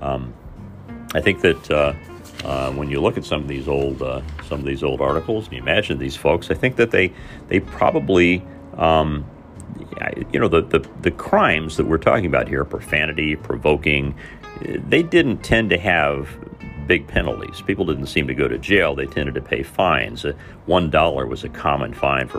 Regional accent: Mitchell, Indiana, United States; my hometown in Mitchell, Indiana

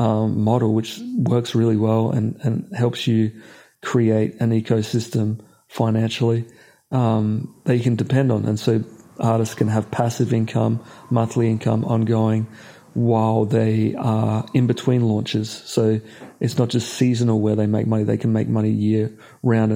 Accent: Australia; I'm from Australia.

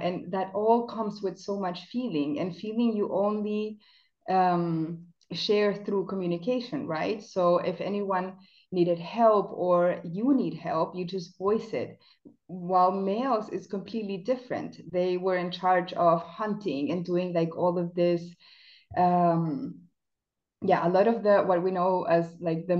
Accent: Chile; English is a second language; now in Germany; So I'm South American. I was born in Chile

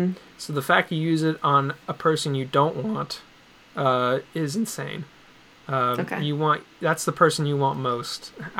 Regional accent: United States; I grew up in New Jersey and New York

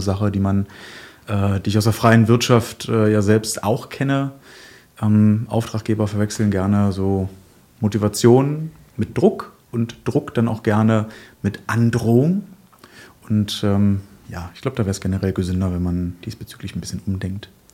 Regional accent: Genthin, Saxony-Anhalt, Germany; in meiner Heimatstadt Gentinen oder Umgebung

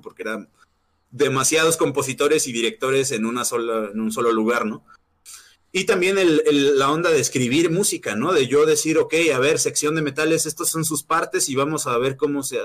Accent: Mexico; also born or lived in Morelia, Michoacán / Mexico City; los mexicanos somos así, eh, los mexicanos tenemos como

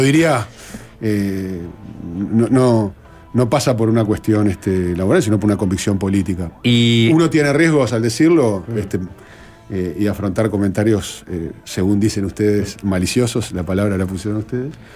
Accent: Uruguay

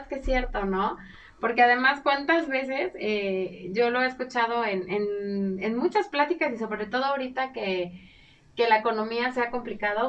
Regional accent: Mexico; utilizamos los mexicanos

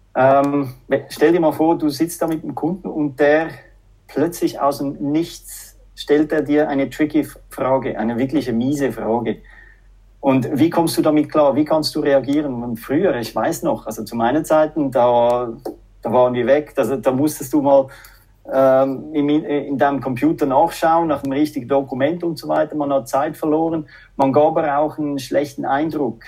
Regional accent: Zurich, Switzerland; accent: Swiss-French; moved away as an adult; also born or lived in Finland; now in Espoo, Finland; so einen schweiz-französischen Akzent. Ja, ich bin eben Doppelbürger, halb Schweizer, halb Franzose, aber ich bin aufgewachsen in Zürich

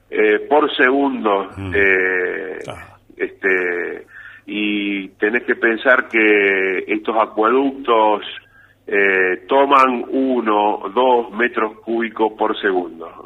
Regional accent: Rafaela, Santa Fe, Argentina; yo soy de Rafaela, estamos ahí

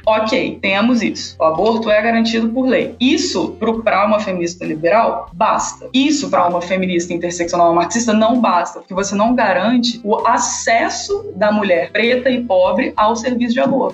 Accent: Volta Redonda, Rio de Janeiro, Brazil; Eu sou natural de Volta Redonda

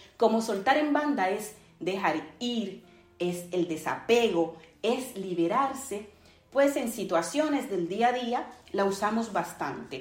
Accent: Dominican Republic; mi país, República Dominicana

